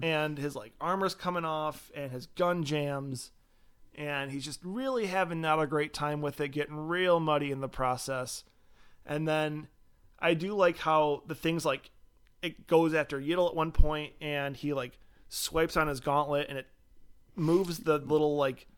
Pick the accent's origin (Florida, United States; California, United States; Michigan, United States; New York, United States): Michigan, United States; we're from Michigan